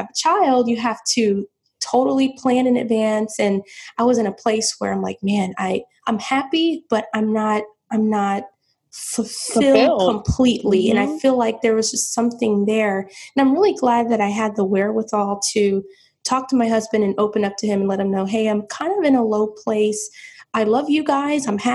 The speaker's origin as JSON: {"language": "English", "town": "St. Petersburg", "region": "Florida", "country": "United States", "moved": "as an adult", "lives_now": "South Florida, United States", "said": "I'm from St. Petersburg, Florida, which is about 4 hours away"}